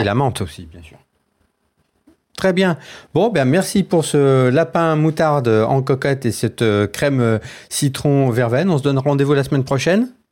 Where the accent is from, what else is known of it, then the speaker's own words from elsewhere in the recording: Dauphiné, Auvergne-Rhône-Alpes, France; now in Paris, France; je viens du Dauphiné